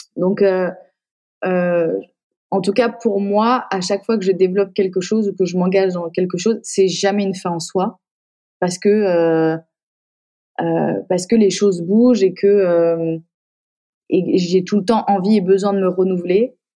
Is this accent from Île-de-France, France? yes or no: no; Épinal, Grand Est, France; moved away as an adult; also born or lived in Paris / Metz; Je viens d'Épinal